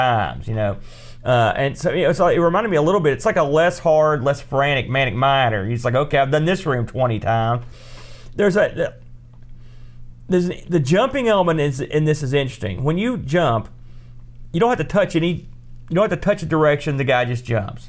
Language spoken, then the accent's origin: English; United States; I'm American